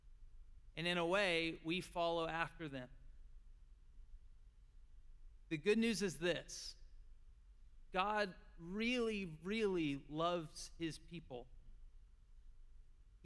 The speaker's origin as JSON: {"language": "English", "town": "Hutto", "region": "Texas", "country": "United States", "said": "I'm from Hutto, Texas"}